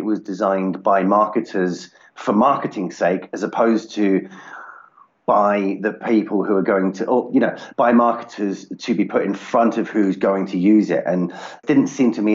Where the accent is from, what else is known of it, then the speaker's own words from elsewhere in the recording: United Kingdom; I'm based out of the UK